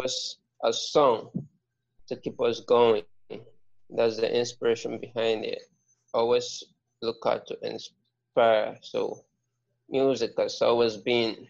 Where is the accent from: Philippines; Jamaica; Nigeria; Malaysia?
Nigeria; first language Ibibio; English is a second language; living as a Nigerian, you have to speak more than two languages or three languages at least